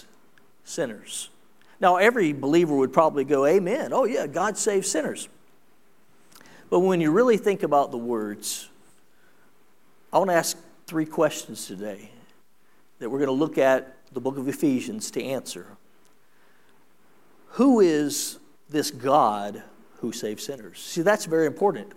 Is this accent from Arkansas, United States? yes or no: no; South Carolina, United States; I was raised in South Carolina